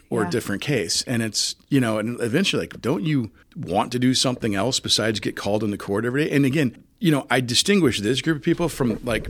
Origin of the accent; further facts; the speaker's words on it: Jacksonville, Illinois, United States; also born or lived in Springfield; I remember as a little kid growing up in Jacksonville and then as a really little kid and then over in the West Side State and then in Springfield